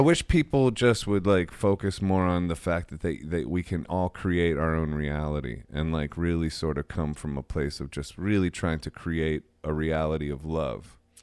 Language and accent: English; Midwest, United States; I grew up in the Midwest